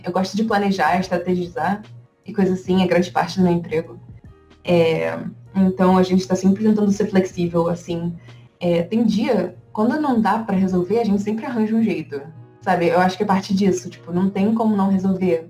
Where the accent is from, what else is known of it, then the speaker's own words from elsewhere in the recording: Rio de Janeiro, Brazil; moved away as an adult; now in United States; eu vim do Rio de Janeiro e na, na, minha época do ensino médio eu decidi que eu ia fazer design gráfico